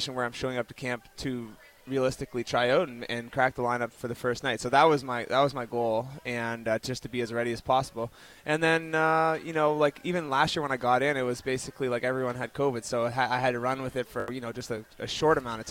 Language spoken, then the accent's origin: English; Toronto, Ontario, Canada; now in Vancouver, Canada; I grew up in Toronto